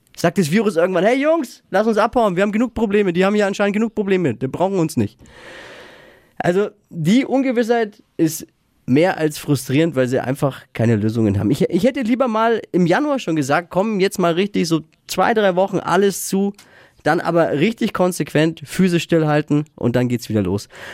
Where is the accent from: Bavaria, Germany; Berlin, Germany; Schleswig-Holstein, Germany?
Bavaria, Germany; Nuremberg; in Deutschland und in Franken und überhaupt bei uns in Nürnberg